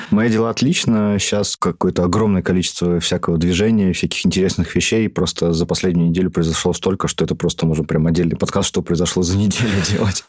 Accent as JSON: {"language": "Russian", "town": "Ufa", "region": "Bashkortostan", "country": "Russia", "said": "мы из Уфы все втроем"}